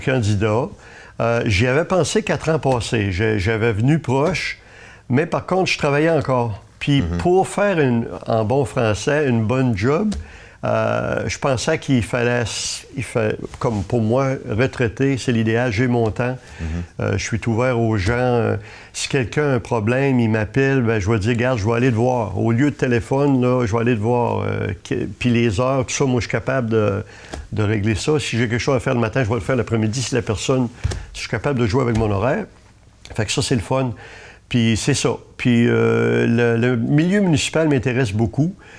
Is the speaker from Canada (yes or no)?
yes; Gaspé, Quebec, Canada; Moi, je suis né à Gaspé. Ça fait que toute ma vie, j'étais à Gaspé.